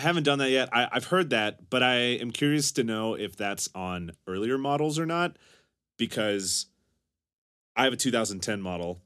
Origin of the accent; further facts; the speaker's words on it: the South, United States; I'm from the South